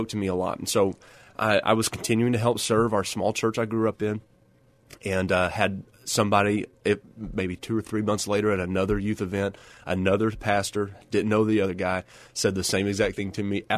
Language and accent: English; Odessa, Texas, United States; And that's what I grew up doing. The church I grew up in Odessa is in an older part of Odessa on the south side of town